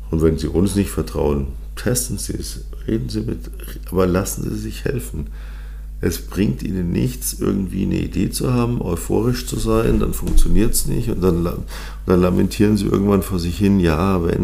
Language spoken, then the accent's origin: German; Munich, Bavaria, Germany; born there; Und ich bin gebürtiger Münchner deswegen bin ich auch natürlich für den FC Bayern.